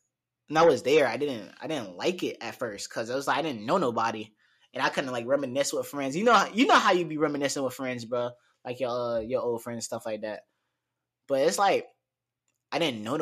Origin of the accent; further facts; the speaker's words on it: Newport News, Virginia, United States; life growing up in Newport News, it's fun